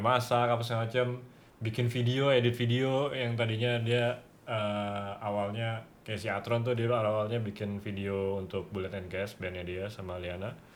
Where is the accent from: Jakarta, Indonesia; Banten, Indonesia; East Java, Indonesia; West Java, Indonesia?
Jakarta, Indonesia; now in Bali, Indonesia; sebagai anak Jakarta yang tinggal di Bali